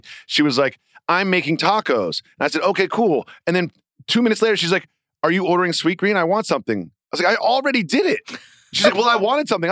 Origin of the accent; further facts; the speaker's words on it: near Springfield, Massachusetts, United States; As someone who grew up right next to Springfield, Massachusetts